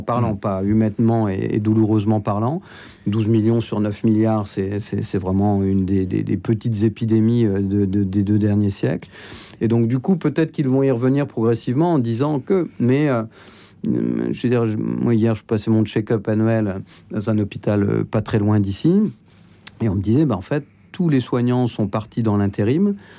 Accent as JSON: {"language": "French", "town": "Flers", "region": "Normandy", "country": "France", "tie": "born or raised there", "said": "je suis né à Flers dans l'Orne"}